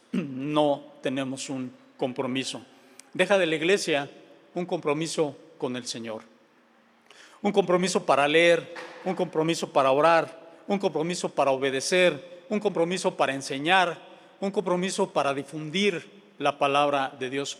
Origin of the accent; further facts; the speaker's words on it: Mexico City, Mexico; moved away; Vengo de la Ciudad de México